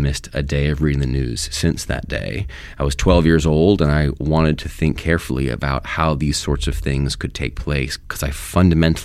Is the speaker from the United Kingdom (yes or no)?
no; Pennsylvania, United States; moved away as an adult; also born or lived in Washington, D.C. / New Haven, Connecticut; I was born in Pennsylvania. My family still lives there